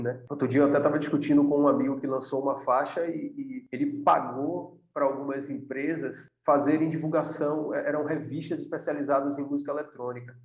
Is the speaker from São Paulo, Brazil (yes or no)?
no; Salvador, Bahia, Brazil; a gente veio de Salvador, de uma indústria que é o Axé Music